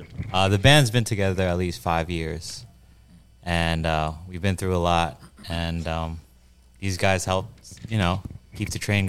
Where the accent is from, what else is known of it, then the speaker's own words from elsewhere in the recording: New Jersey, United States; So I'm from Jersey